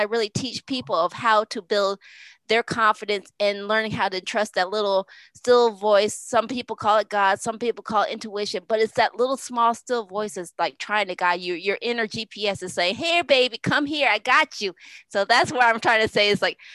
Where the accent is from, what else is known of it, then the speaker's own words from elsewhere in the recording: Connecticut, United States; I'm from Connecticut. So that's what we do. We walk cornfields when I was a kid